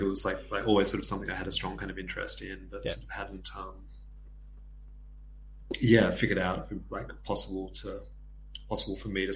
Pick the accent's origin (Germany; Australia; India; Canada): Australia; Tasmania; moved away as an adult; also born or lived in Sydney; growing up in Tasmania and like doing my education there, I moved up to Sydney for kind of work